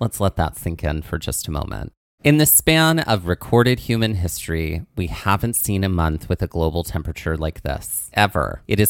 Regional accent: Mississippi, United States; Well, I grew up in the heat. {S0} There we go. {S1} Down in South Mississippi.

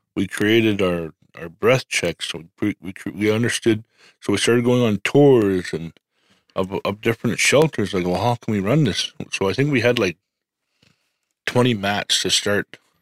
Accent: Medicine Hat, Alberta, Canada; I'm from Medicine Hat.

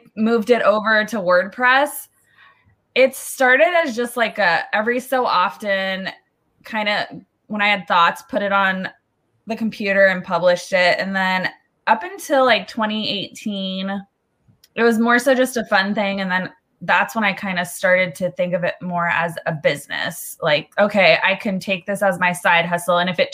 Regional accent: Southern California, United States; I'm born and raised in Southern California

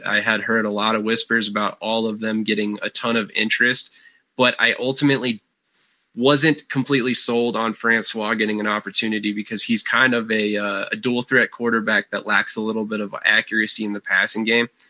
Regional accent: Colorado, United States; I'm from Colorado.

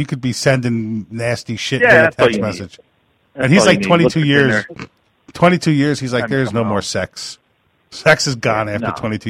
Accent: New York, United States; I'm from New York

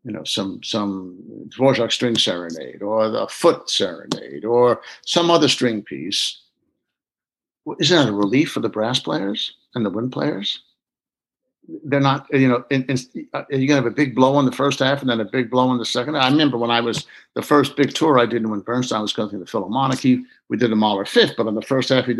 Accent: United States; I'm an American, even on first generation

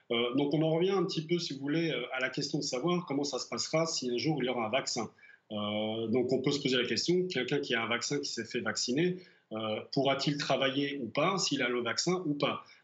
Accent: France; now in Bratislava, Slovakia; tant que Français

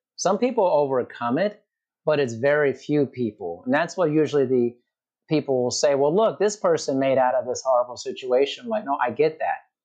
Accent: United States; growing up in America

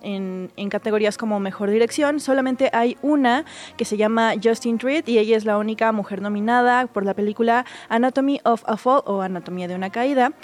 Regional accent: Mexico; como latinos y como mexicanos

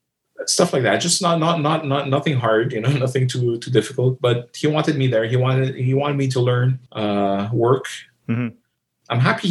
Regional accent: Canada; So for me, I do feel I'm Canadian. But I know my background, my heritage is from Greece.

